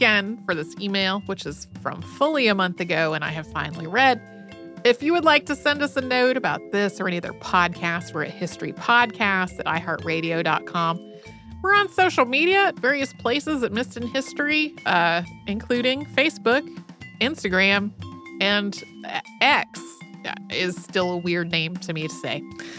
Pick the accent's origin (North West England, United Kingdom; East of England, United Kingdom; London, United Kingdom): East of England, United Kingdom; King's Lynn; as well as my hometown of King's Lynn.